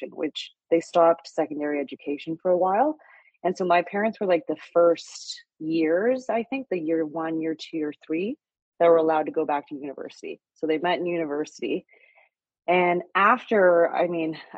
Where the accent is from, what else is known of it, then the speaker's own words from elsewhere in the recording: Vancouver, British Columbia, Canada; moved away as an adult; also born or lived in Xi'an, China / Montreal; now in Toronto, Canada; my parents came to Canada when I was 8 months old. So I grew up in Vancouver